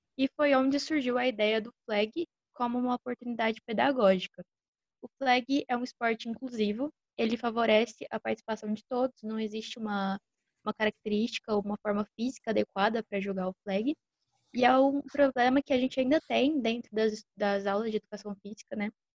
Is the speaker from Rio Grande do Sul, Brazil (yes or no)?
no; Batatais, São Paulo, Brazil; moved away; also born or lived in Uberlândia; joguei no time da minha cidade natal, o Batatais Ghosts